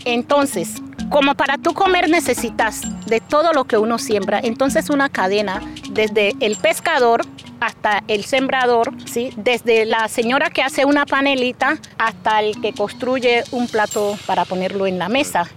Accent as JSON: {"language": "Spanish", "town": "Nuquí", "region": "Chocó", "country": "Colombia", "tie": "born or raised there", "said": "soy del municipio de Nuquichocó, nacida en la playa de Guachalito"}